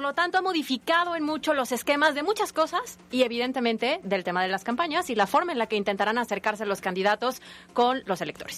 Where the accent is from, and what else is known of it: Mexico